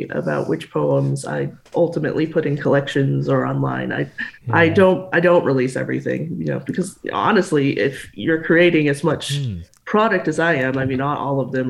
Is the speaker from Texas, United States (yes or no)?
yes; Texas, United States; also born or lived in Denver, Colorado; I actually moved to Texas when I was about 2, so I don't oh. remember much of Denver. no. But Texas has been a wonderful place to grow up. I love Texas.